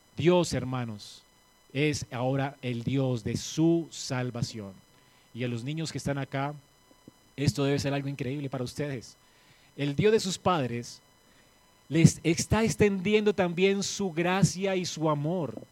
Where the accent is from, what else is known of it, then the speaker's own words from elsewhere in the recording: Colombia; aquí en Colombia